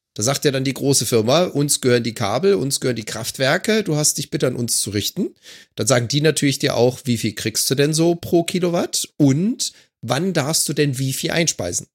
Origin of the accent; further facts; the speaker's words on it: Germany; now in Vancouver Island, Canada; als Deutscher